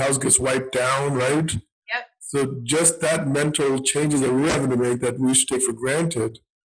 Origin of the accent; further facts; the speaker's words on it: Washington, District of Columbia, United States; Because that's my hometown, right? I'm right here in DC.